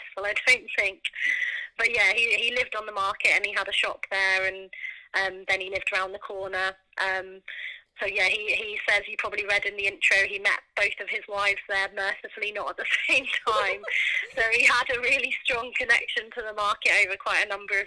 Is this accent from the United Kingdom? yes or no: yes; Norfolk, East of England, United Kingdom; growing up in Norfolk